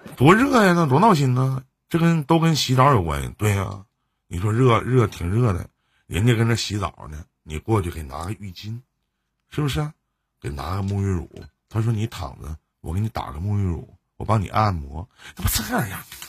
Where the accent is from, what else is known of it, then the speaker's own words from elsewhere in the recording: Northeast China, China; accent: Northeastern Mandarin; 我是东北人啊，我不知道我说东北话你能不能听明白